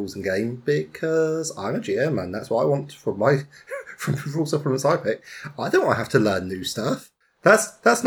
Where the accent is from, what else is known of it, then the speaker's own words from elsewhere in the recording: United Kingdom; I'm British